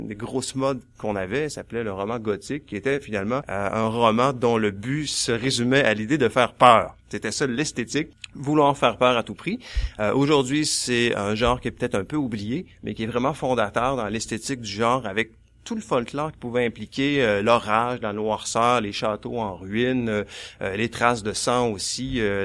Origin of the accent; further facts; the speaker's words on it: Quebec, Canada; ici au Québec, on était euh, des Français en Amérique. Je pense plutôt que nous sommes maintenant des Américains qui parlent français